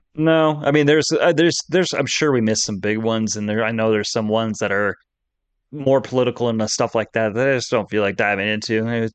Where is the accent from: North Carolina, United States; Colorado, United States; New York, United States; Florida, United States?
Colorado, United States; growing up in Colorado, you know, when we went to Elich's or Six Flags